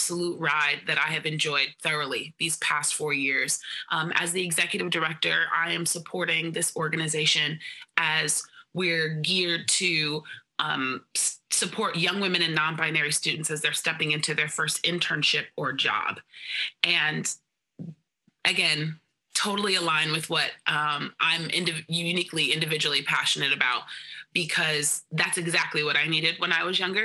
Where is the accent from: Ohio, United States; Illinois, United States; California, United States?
California, United States; Bay Area; now in New York, United States; I'm originally from the Bay Area, so I'm used to basically it being 65 or to 70 all the time year round.